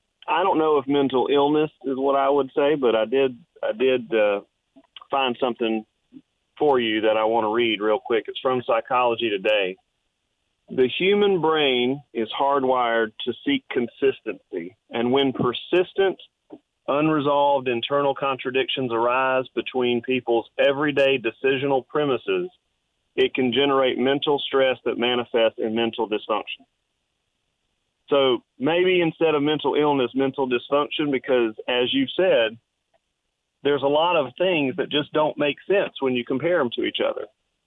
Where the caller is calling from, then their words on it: Florence, South Carolina, United States; from Florence.